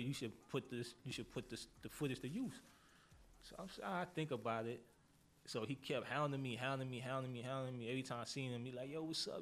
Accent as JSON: {"language": "English", "town": "New York City", "region": "New York", "country": "United States", "said": "I'm from Harlem."}